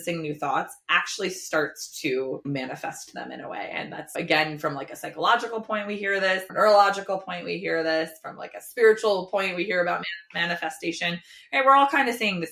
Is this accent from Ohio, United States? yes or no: no; New Jersey, United States; I grew up in Jersey, in Dirty Jers. I can say that because I grew up there